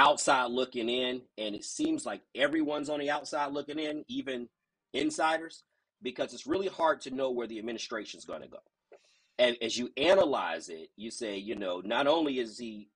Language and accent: English; Daytona Beach, Florida, United States; born and raised in Daytona Beach